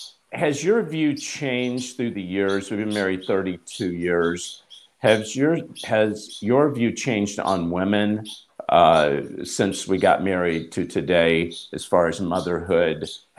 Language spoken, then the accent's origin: English; Hollywood, California, United States; So I'm going to be talking about this morning how Hollywood, you know, I come from Hollywood.